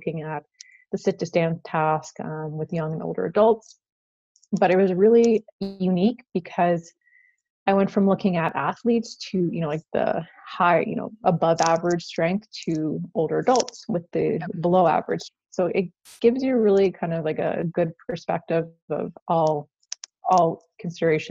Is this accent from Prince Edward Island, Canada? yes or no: yes; Prince Edward Island, Canada; moved away as an adult; also born or lived in Alberta; I came from Prince Edward Island, which is a small island in Canada.